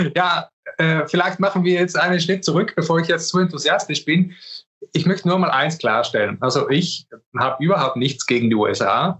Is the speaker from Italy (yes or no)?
yes; South Tyrol, Trentino-Alto Adige, Italy; Ich bin Südtiroler